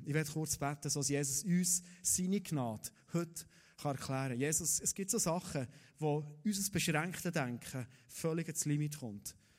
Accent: Thun, Bern, Switzerland; als Thuner

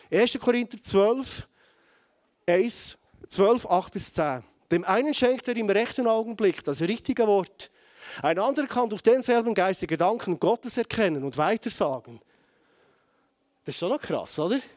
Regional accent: Bern, Switzerland; vielleicht als Berner Oberländer mit einem harten Kopf

